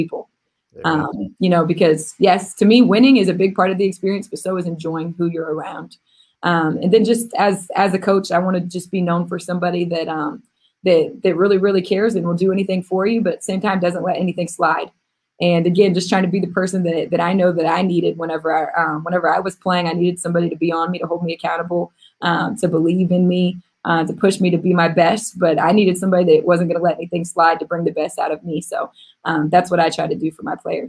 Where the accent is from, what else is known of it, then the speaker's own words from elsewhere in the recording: Missouri, United States; I'm a kid from Missouri